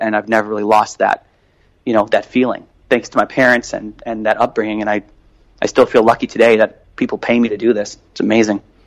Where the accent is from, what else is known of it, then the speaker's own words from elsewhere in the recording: Chicago, Illinois, United States; I grew up in Chicago